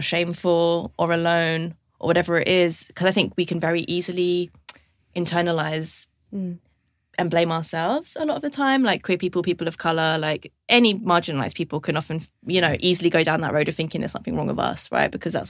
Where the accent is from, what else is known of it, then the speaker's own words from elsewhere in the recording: London, United Kingdom; I grew up in London